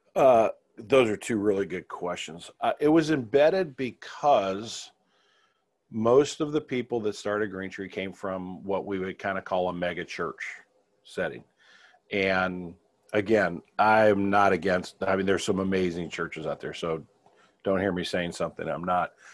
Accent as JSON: {"language": "English", "town": "Kirkwood", "region": "Missouri", "country": "United States", "tie": "born or raised there", "said": "I grew up in Kirkwood, uh, here in Saint Louis"}